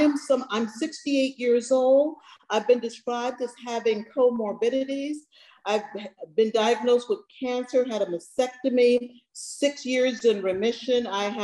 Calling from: San Francisco, California, United States; I am calling from San Francisco.

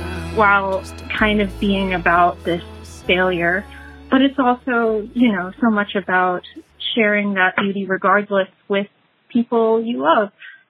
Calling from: Dearborn, Michigan, United States; I'm from Dearborn

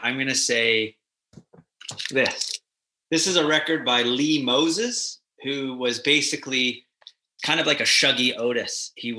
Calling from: Vancouver, British Columbia, Canada; My living room sofa in beautiful Vancouver, British Columbia.

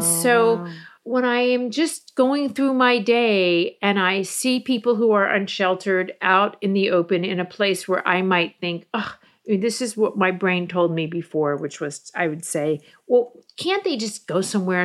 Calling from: Fort Lauderdale, Florida, United States; I'm calling from Fort Lauderdale, Florida

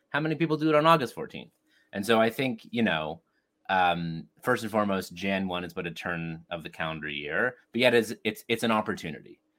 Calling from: Toronto, Ontario, Canada; Uh, and I'm joining you from Toronto, Canada. Snowy, snowy Toronto, Canada.

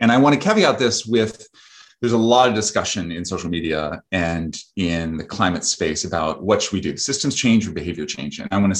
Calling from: Vermont, United States; I am speaking from Vermont, where I live on a farm.

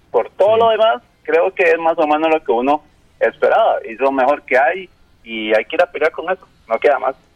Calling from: Pavas, San José, Costa Rica; de Pavas.

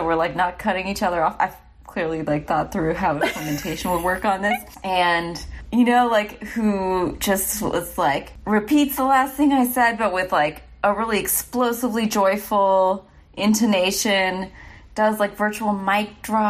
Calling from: San Francisco, California, United States; And I'm calling in from San Francisco.

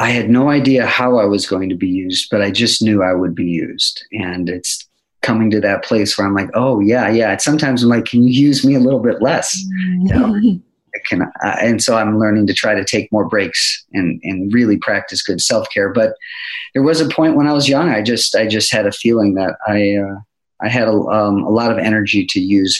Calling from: Boise, Idaho, United States; I'm checking in from pretty sunny Boise, Idaho.

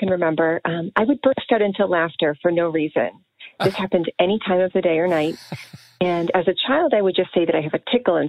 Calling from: Milton, Massachusetts, United States; Hi, Dr. Wally and Sean. … I'm from Milton, Massachusetts.

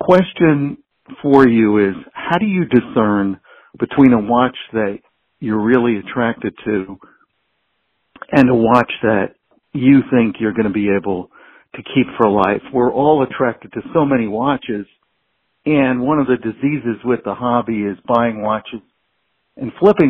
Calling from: Massachusetts, United States; I'm calling from Massachusetts.

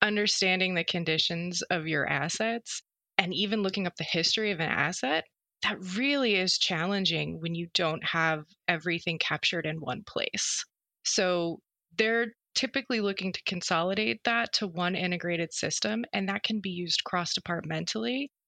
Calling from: Philadelphia, Pennsylvania, United States; I am joining you from Philadelphia, Pennsylvania, and it's quite nice here today.

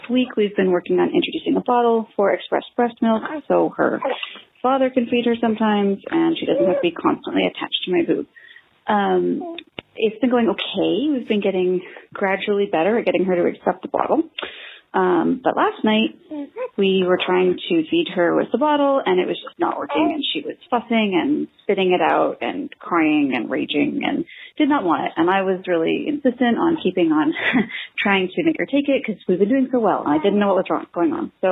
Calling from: Victoria, British Columbia, Canada; Hi, One Bad Mother. I'm calling from Victoria, British Columbia with a fail.

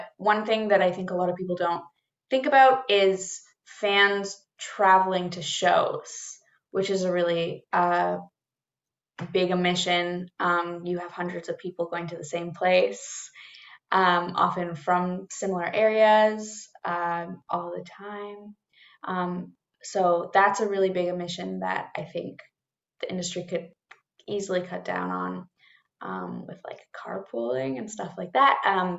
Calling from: Toronto, Ontario, Canada; I'm coming from Toronto, or Treaty 13

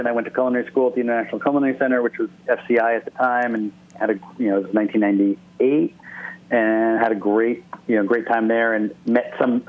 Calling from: Ojai, California, United States; also born or lived in New York; I'm in Ojai, California right now, up about an hour and a half north of L.A. It's where I lived. I moved out here about a year ago. It was a change of venue and change of pace from the hustle and bustle in New York, so.

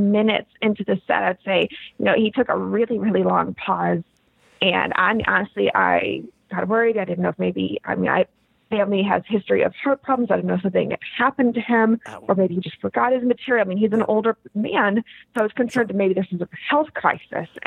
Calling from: East Haven, Connecticut, United States; I'm from East Haven.

